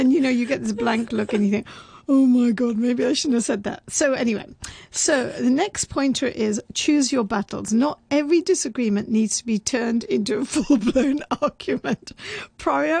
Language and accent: English; United Kingdom; I'm also very British